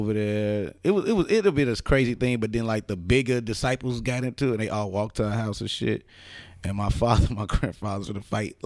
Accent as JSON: {"language": "English", "town": "Chicago", "region": "Illinois", "country": "United States", "said": "From the west side of Chicago"}